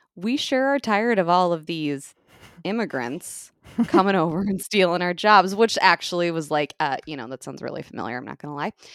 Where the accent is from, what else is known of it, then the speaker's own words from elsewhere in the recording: United States; as an American